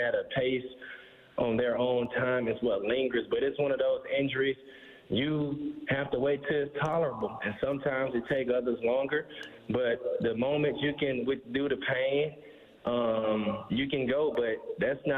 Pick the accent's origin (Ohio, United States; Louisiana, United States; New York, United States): Louisiana, United States; Alexandria; I'm from Alexandria, Louisiana